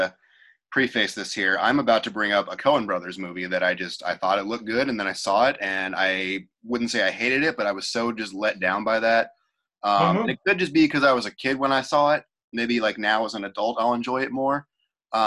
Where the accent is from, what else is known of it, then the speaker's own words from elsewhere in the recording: California, United States; I was born in California